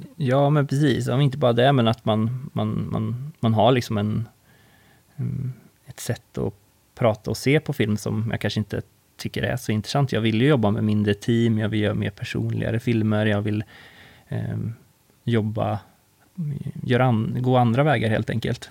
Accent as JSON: {"language": "Swedish", "town": "Karlskoga", "region": "Örebro County", "country": "Sweden", "said": "jag kommer ju från Karlskoga"}